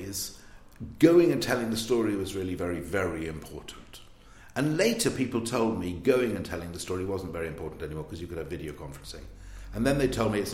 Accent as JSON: {"language": "English", "region": "South Wales", "country": "United Kingdom", "tie": "born or raised there", "moved": "yes", "said": "I was brought up in South Wales"}